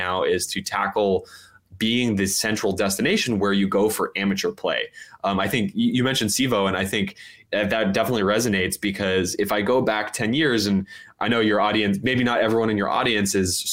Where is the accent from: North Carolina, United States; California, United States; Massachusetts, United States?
California, United States; Oakland; Oakland, my hometown